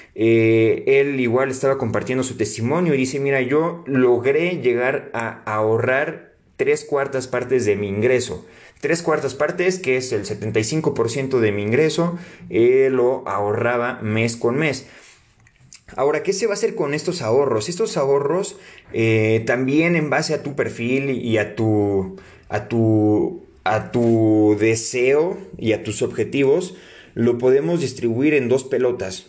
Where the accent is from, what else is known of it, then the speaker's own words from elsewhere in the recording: Mexico; como mexicanos